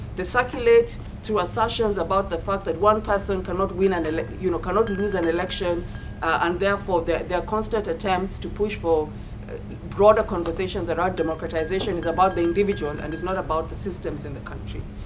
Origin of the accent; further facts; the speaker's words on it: Kenya; as a Kenyan and as a scholar